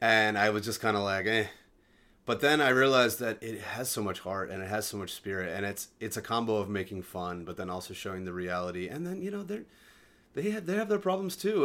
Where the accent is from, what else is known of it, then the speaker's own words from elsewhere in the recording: Delaware, United States; moved away as an adult; now in Los Angeles, United States; I grew up in Delaware